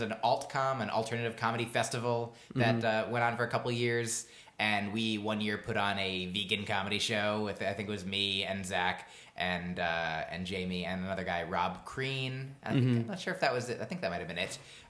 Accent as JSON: {"language": "English", "region": "New Jersey", "country": "United States", "tie": "born or raised there", "also_born_or_lived": "Boston", "moved": "as an adult", "said": "I was born in New Jersey. I lived there."}